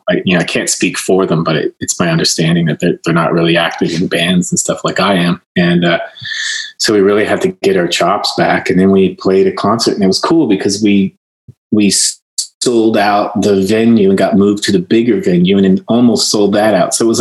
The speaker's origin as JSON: {"language": "English", "region": "Nova Scotia", "country": "Canada", "tie": "born or raised there", "moved": "yes"}